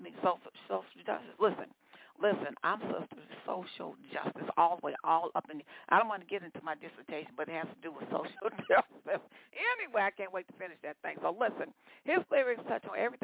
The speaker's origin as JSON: {"language": "English", "town": "Atlanta", "region": "Georgia", "country": "United States", "tie": "born or raised there", "said": "out of the ATL, out of Georgia, my hometown."}